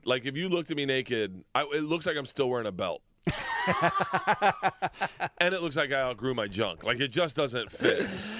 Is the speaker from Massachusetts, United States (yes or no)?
no; Tampa, Florida, United States; I was born in Tampa.